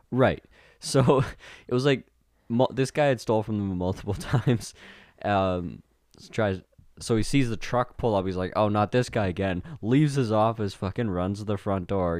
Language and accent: English; Winkler, Manitoba, Canada; my hometown, Winkler